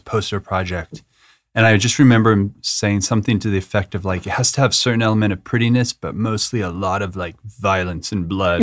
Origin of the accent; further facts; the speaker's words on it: Manitou Springs, Colorado, United States; also born or lived in Aurora, Colorado; I was born in Colorado, Aurora, Colorado, and grew up in Manitou Springs, which is a super small hippie town.